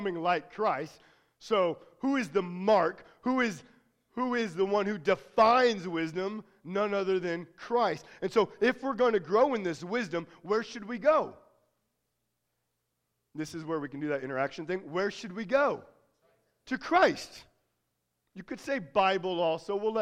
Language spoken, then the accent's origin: English; United States; accent: American; Always had a very heavy American accent